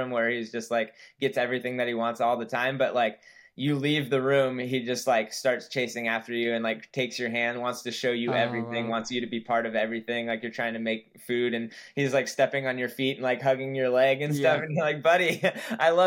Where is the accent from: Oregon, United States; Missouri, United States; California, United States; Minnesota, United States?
California, United States; Santa Cruz; I grew up in Santa Cruz, California.